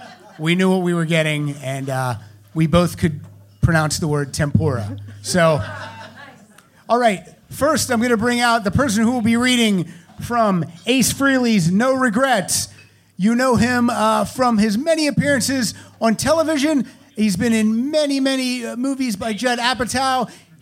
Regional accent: Pennsylvania, United States; I'm from Pennsylvania and okay. I say words weird.

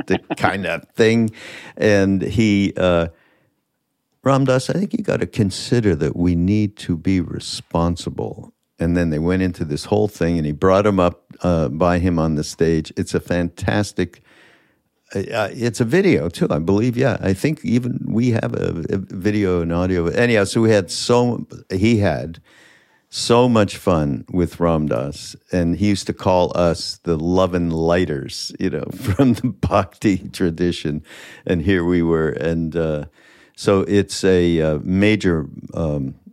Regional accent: Montreal, Quebec, Canada; I'm from Montreal

